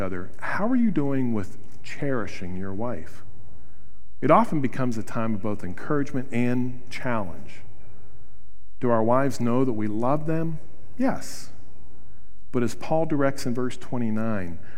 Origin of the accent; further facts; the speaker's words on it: Wheeling, West Virginia, United States; I grew up in Wheeling, West Virginia